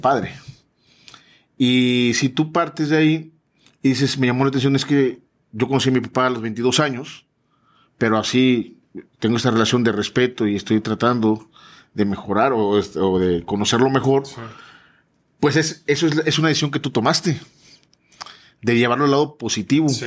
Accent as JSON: {"language": "Spanish", "town": "Tuxpan", "region": "Veracruz", "country": "Mexico", "also_born_or_lived": "Coatzacoalcos, Veracruz", "moved": "yes", "said": "Yo no soy de Coaxacualcos, yo soy de Tuxpan, Veracruz"}